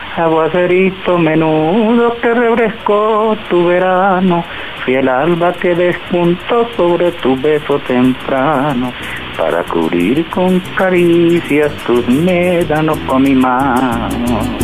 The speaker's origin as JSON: {"language": "Spanish", "region": "Llanos", "country": "Colombia", "said": "nosotros pertenecemos a un pueblo bastante musical y tenemos un un adagio, un dicho eh, por allá en el llano, que llanero que no canta silba."}